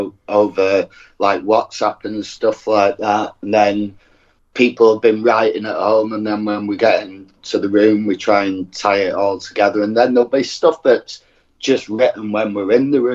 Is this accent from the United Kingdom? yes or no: yes; Bury, North West England, United Kingdom; From Bury, North Manchester